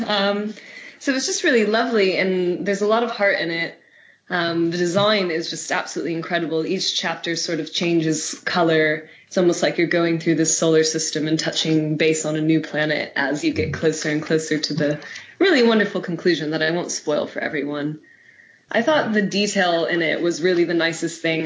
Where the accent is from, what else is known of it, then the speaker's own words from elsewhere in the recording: United States; moved away; my home country of America